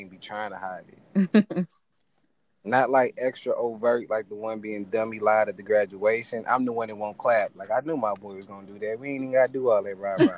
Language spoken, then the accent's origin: English; St. Louis, Missouri, United States; I'm from St. Louis, Missouri.